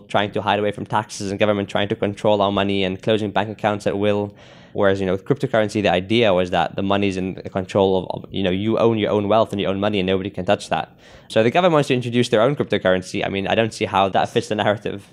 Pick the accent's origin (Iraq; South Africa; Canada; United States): South Africa; I'm from South Africa